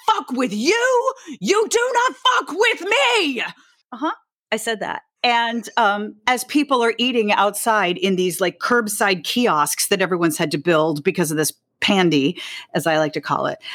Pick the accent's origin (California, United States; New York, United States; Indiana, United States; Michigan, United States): New York, United States; New York City; I grew up on the Upper West Side, so I grew up like five blocks from where I live now